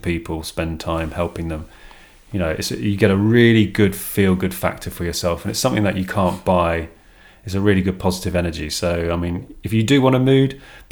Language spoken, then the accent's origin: English; United Kingdom; we're British